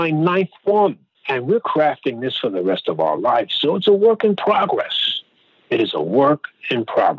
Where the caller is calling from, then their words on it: Brooklyn, New York, United States; Brooklyn, New York.